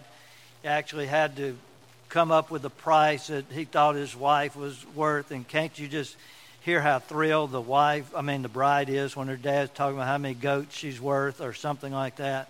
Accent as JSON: {"language": "English", "town": "Port Gibson", "region": "Mississippi", "country": "United States", "tie": "born or raised there", "accent": "redneck", "said": "I'm a redneck from Port Gibson, and I grew up saying oil and not oil."}